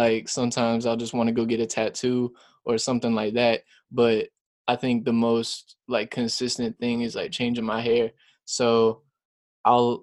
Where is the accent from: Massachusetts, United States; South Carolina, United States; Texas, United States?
South Carolina, United States; also born or lived in Lexington, South Carolina / Elgin, South Carolina; I'm from South Carolina, firstly. I've lived here pretty much my whole life. Moved around the state probably four times. Started off in, like, Lexington